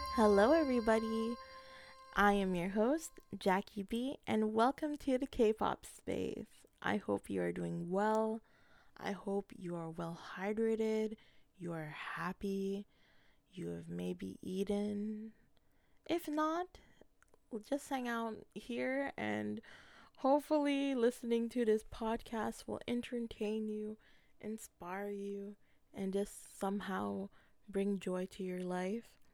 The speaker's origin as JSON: {"language": "English", "country": "Canada", "said": "as a Filipino Canadian"}